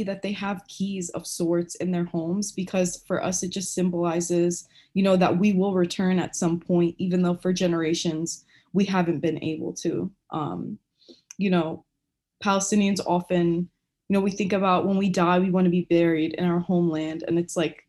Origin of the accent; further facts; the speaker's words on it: United States; me and my siblings, we were born here in the US